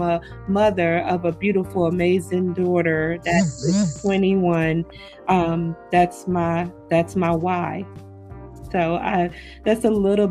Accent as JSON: {"language": "English", "town": "Raleigh", "region": "North Carolina", "country": "United States", "also_born_or_lived": "Chapel Hill, North Carolina", "moved": "as an adult", "lives_now": "Virginia, United States", "said": "I am originally from Raleigh, North Carolina, well, Chapel Hill, Raleigh, North Carolina. I moved to Virginia almost 4 years ago"}